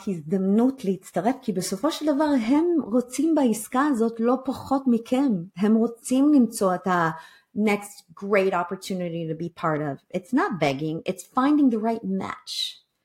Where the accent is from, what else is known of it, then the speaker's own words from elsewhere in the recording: Israel; אנחנו כישראלים